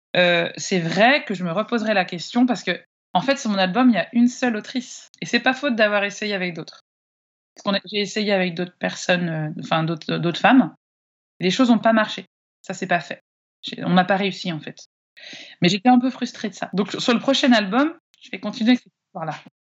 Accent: Annecy, Auvergne-Rhône-Alpes, France; je suis originaire d'Annecy

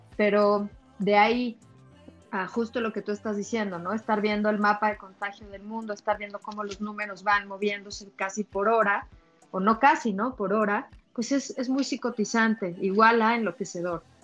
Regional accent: Mexico; por ser mexicana

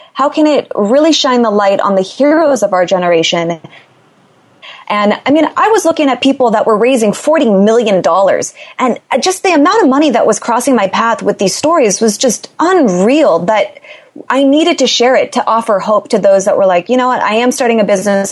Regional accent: Los Angeles, California, United States; I'm from Los Angeles, born and raised

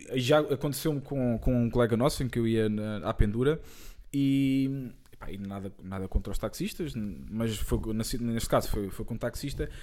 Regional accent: Santarém, Santarém District, Portugal; de onde nós somos, de Santarém.

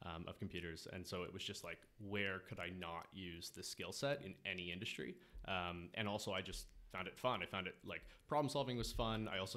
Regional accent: Kingston, Ontario, Canada; moved away as an adult; now in Toronto, Canada; I'm from Kingston, Ontario

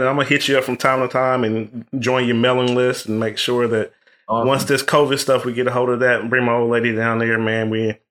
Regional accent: Ohio, United States; now in Fort Worth, United States; I'm from Ohio

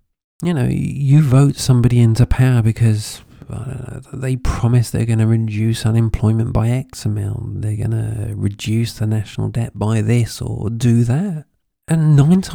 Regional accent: United Kingdom; now in Spain; I'm British by birth. I live in Spain.

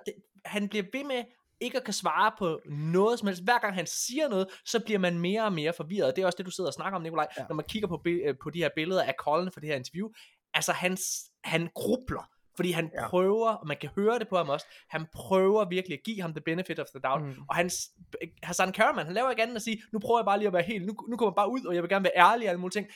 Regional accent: West Jutland, Central Denmark Region, Denmark; jeg er vestjyde

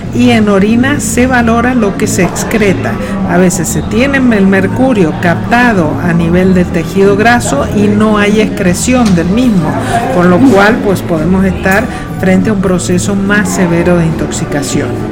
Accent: Argentina; moved away as an adult; now in Madrid, Spain; Yo soy argentina y estoy radicada en Madrid, España, desde hace ya casi 30 años.

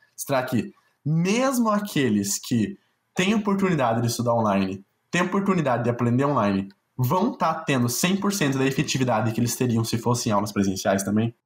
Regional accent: South Region, Brazil; eu sou branco, sou sulista e sou de classe média

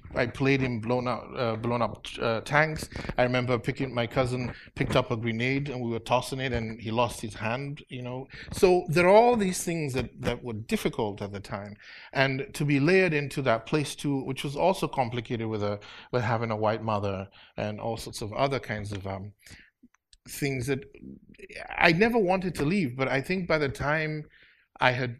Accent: Afikpo, Nigeria; moved away as an adult; also born or lived in Los Angeles / Chicago; now in United States; a small town, Afiko, is right by the Cross River, mm-hmm, and we're 17 miles from Cameroon

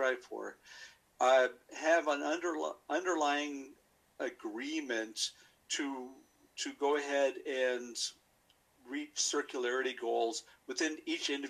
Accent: United States; moved away as an adult; now in Vienna, Austria; I am an American citizen who's been living in Vienna for the vast majority of his adult life

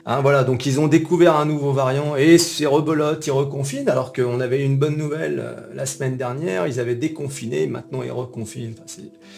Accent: France; nous, en tant que Français

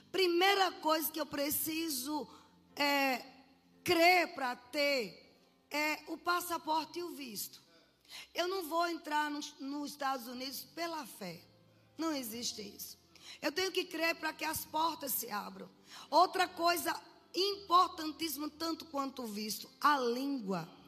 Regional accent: Bahia, Brazil; moved away; eu sou baiana.

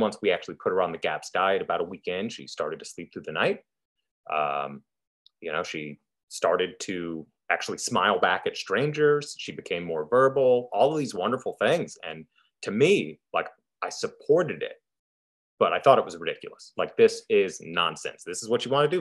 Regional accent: United States; also born or lived in Idaho; Here in the States

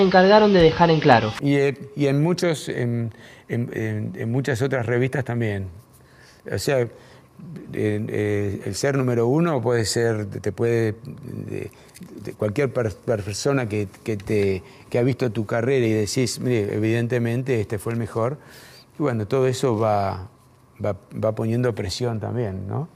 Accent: Argentina

